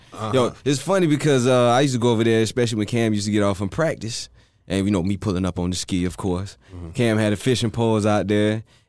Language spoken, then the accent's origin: English; Tampa, Florida, United States; I'm from Central Florida. So one thing about me, I grew up in the nature. So, you know, I've always grew up like in the woods doing all that type of stuff.